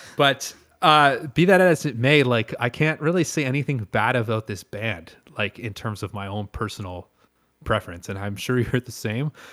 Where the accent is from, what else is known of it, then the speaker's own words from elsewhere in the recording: Canada; I am pure Canadian.